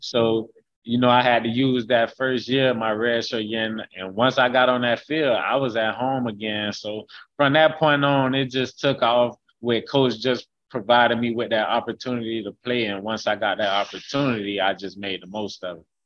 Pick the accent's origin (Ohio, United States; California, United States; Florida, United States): Florida, United States; Haines City; I'm from from Haines City, Florida, and that's that's where I call my hometown, Haines City, Florida. That's where I grew up.